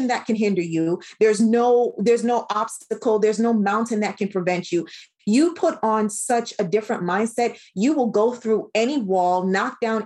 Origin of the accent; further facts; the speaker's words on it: Jamaica; as a Caribbean woman